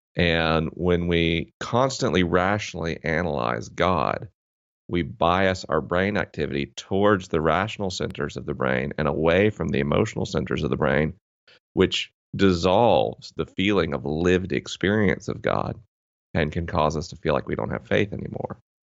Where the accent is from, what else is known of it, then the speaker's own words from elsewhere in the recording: Tallahassee, Florida, United States; I grew up in Tallahassee, Florida, which is, uh, definitely Bible Belt territory